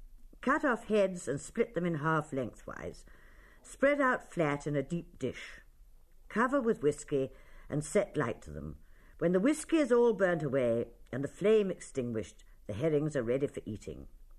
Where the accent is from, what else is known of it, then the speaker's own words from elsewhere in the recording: Tipperary and Clare border, Munster, Ireland; I come from the Tipperary and Clare border